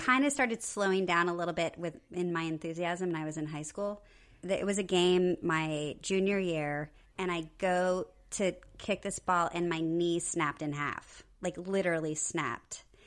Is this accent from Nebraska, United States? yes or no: yes; Nebraska, United States; I'm from Nebraska